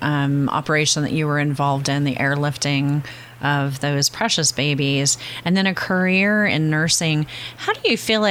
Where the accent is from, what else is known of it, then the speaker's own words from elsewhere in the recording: Westminster, California, United States; I grew up in Orange County, California